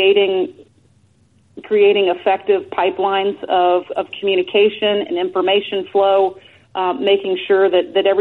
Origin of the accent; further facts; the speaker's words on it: Atlanta, Georgia, United States; moved away; move back to Atlanta, my hometown